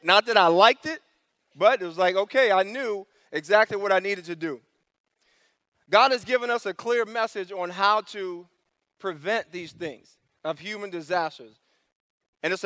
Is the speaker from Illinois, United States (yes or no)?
no; New York City, New York, United States; moved away; I grew up in New York City. I grew up in the Bronx, New York